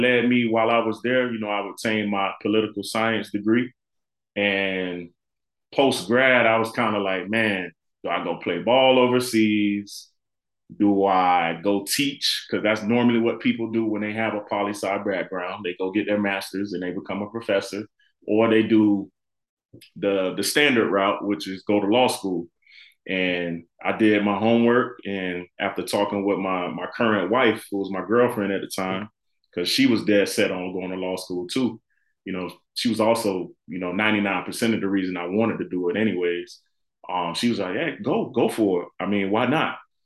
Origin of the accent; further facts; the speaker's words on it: Florida City, Florida, United States; moved away as an adult; also born or lived in Illinois; born and raised in Florida City